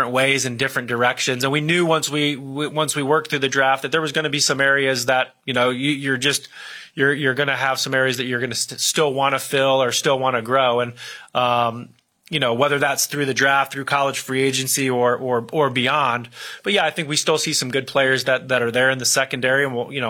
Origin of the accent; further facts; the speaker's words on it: Akron, Ohio, United States; my hometown area of Akron, Ohio